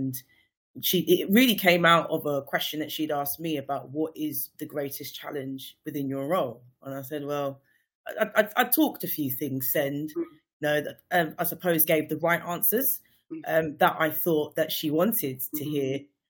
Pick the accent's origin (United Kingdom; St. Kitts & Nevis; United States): St. Kitts & Nevis; St. Kitts and Nevis.